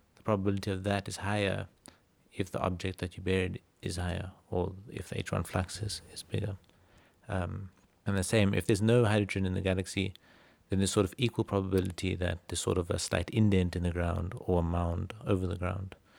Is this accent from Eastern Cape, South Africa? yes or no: no; Cape Town, Western Cape, South Africa; Born and bred in Cape Town